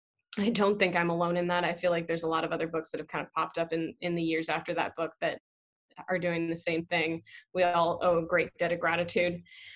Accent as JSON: {"language": "English", "region": "Pacific Northwest", "country": "United States", "moved": "yes", "lives_now": "New York, United States", "said": "I've lived in New York for the past 15 years now, but I originally came from the Pacific Northwest."}